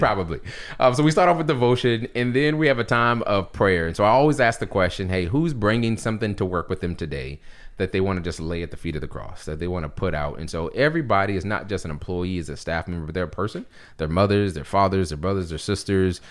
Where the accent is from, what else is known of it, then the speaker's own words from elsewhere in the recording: Charleston, South Carolina, United States; also born or lived in Philadelphia; born and raised in Charleston